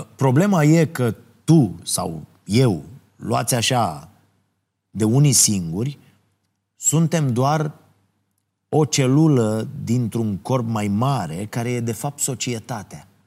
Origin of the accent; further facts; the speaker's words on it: Ploiești, Prahova, Romania; orașul meu natal, în Ploiești.